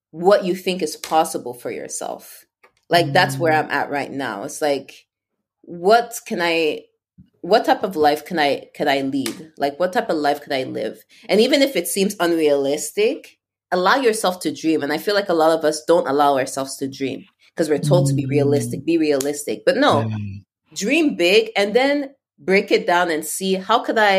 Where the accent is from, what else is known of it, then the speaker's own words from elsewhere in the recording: Canada; and like as a Canadian, it's not super hard.